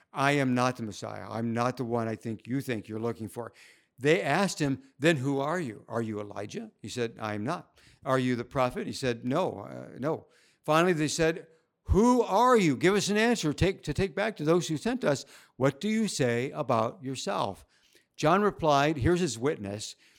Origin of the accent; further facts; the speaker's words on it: United States; moved away as an adult; now in Shanghai, China; my home country